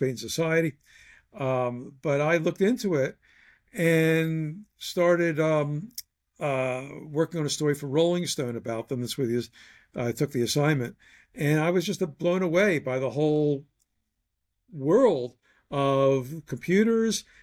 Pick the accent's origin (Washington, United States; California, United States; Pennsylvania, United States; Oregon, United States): Pennsylvania, United States; Philadelphia; went back to my hometown, Philadelphia